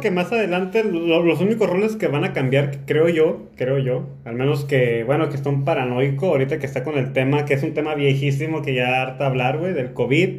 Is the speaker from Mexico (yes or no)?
yes; Tijuana, Baja California, Mexico; moved away as an adult; now in Zacatecas, Mexico; Yo soy de Tijuana, yo soy de aquí de Tijuana, nací en Tijuana y toda mi vida he vivido aquí en Tijuana